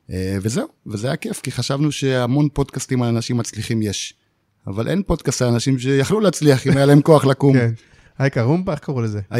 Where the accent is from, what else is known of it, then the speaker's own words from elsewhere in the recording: Ma'agalim, Southern District, Israel; במעגלים, מושב מעגלים, בדרום. עכשיו זה נקרא עוטף עזה